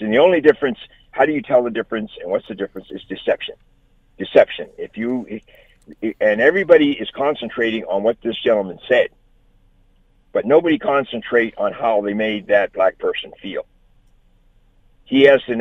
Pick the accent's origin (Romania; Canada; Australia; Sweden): Canada; Halifax, Nova Scotia; also born or lived in Newfoundland; I grew up in Halifax.